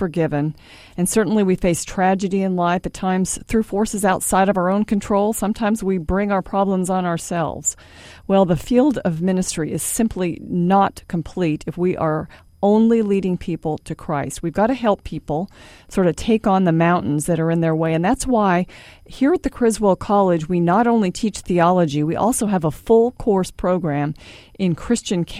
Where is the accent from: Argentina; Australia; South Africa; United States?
United States; California; moved away; in my home state, the state of California